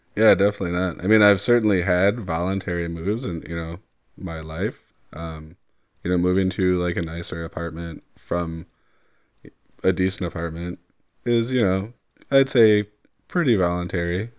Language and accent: English; Wauwatosa, Wisconsin, United States; growing up in Wauwatosa